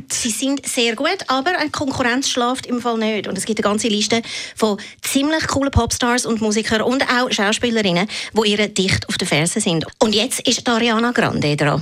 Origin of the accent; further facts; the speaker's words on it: Switzerland; bei uns in der Schweiz